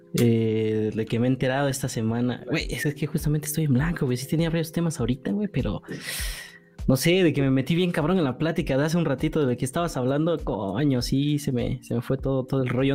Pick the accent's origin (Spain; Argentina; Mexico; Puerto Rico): Mexico; nosotros como mexicanos